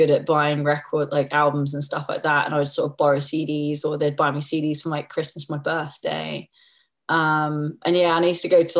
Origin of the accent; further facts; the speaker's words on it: West Byfleet, South East England, United Kingdom; I was born in West Byfleet and raised there, basically.